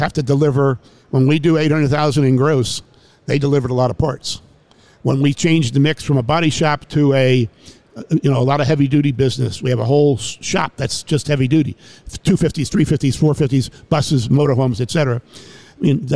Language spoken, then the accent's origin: English; New York City, New York, United States; moved away as an adult; also born or lived in Jacksonville, Florida; I'm from New York City originally.